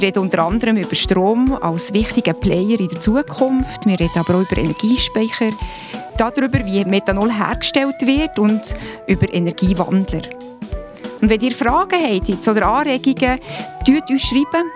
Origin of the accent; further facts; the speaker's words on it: Switzerland; bei uns in der Schweiz